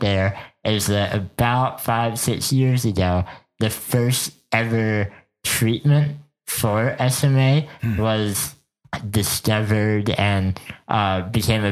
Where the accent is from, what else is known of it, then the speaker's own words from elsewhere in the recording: Bethlehem, Pennsylvania, United States; moved away as an adult; now in Minneapolis, United States; I grew up in Bethlehem, Pennsylvania, and lived there for the first 25 years of my life.